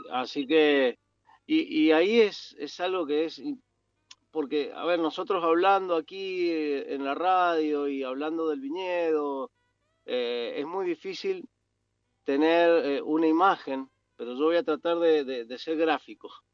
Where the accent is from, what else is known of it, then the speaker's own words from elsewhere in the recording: Mendoza, Argentina; yo nací en Mendoza, me crié en Mendoza